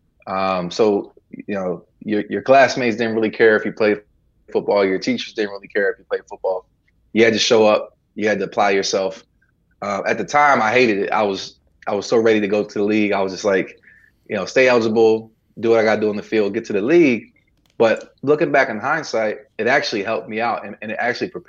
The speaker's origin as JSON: {"language": "English", "town": "Coatesville", "region": "Pennsylvania", "country": "United States", "tie": "born or raised there", "also_born_or_lived": "Lancaster, Pennsylvania", "moved": "as an adult", "lives_now": "Southern United States", "said": "born in Lancaster, grew up in Coatesville, and been in the South since for about the last 15 years"}